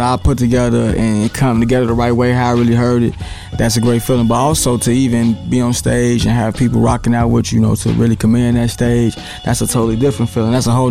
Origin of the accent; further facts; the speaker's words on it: Bellwood, Illinois, United States; also born or lived in Chicago, Illinois; I'm from Capitol Hill, but, you know, I grew up out west in Bellwood.